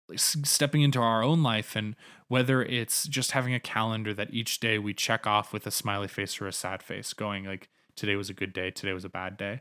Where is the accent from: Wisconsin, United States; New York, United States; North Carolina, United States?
North Carolina, United States; moved away as an adult; also born or lived in Canada; now in Calgary, Canada; growing up in North Carolina